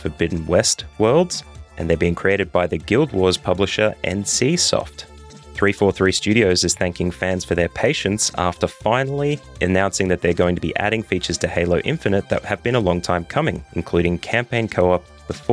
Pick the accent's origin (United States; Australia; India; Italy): Australia; as an Australian